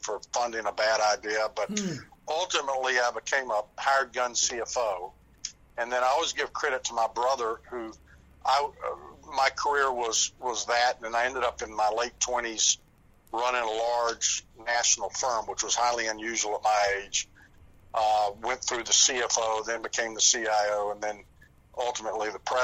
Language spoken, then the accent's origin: English; Southern United States, United States; accent: Southern